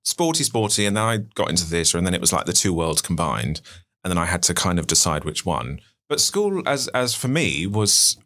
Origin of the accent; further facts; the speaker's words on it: Gosport, South East England, United Kingdom; I'm originally from Gosport in Hampshire, but nobody really ever knows where that is. So I usually say Portsmouth